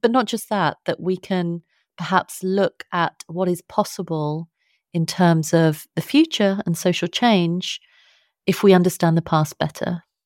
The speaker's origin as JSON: {"language": "English", "region": "London", "country": "United Kingdom", "tie": "born or raised there", "accent": "British", "said": "I was born and I, I'm brought up in London"}